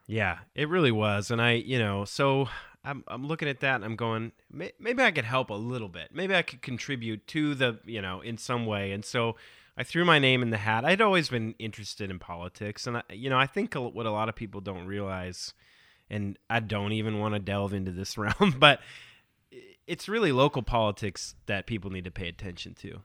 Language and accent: English; Southern California, United States; moved away; I grew up in Southern California, I live here now